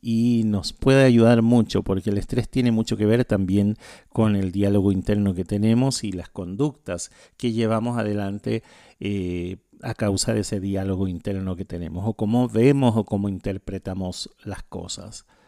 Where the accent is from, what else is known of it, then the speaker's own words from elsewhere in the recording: Chile; now in Asunción, Paraguay; Yo soy chileno, no soy paraguayo